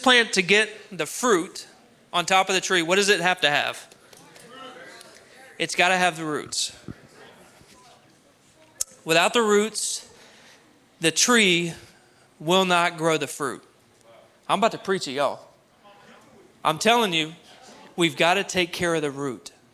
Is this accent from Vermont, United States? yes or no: no; Cabot, Arkansas, United States; I grew up in Cabot, Arkansas, where there was less than 1% people of color